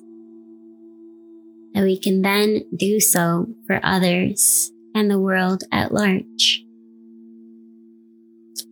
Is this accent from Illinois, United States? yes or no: no; New York City, New York, United States; now in Canada; I was born and raised in New York City